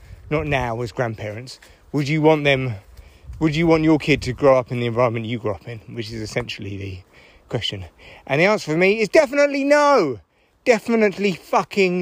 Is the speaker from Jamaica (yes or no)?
no; United Kingdom; I'm British